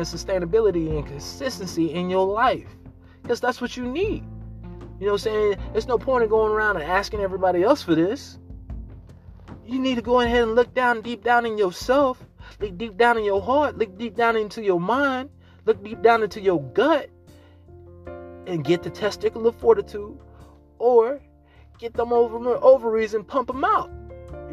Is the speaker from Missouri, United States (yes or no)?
yes; Missouri, United States; I'm from the Missouri. I'm from the Show Me State